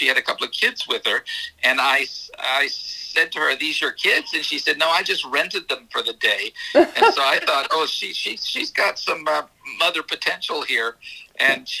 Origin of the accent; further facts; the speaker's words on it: South Carolina, United States; now in Florida, United States; I'm from South Carolina originally, so we're in Florida now.